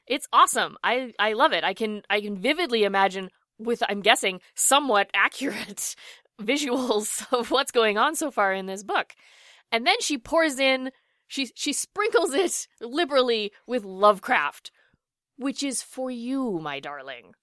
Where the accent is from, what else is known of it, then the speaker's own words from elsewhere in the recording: Edmonton, Alberta, Canada; my hometown